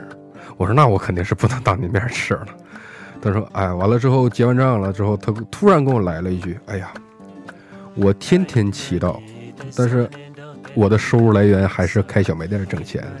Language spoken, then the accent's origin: Chinese; Northeast China, China; 就是你说我是东北人嘛，东北来的嘛，可能我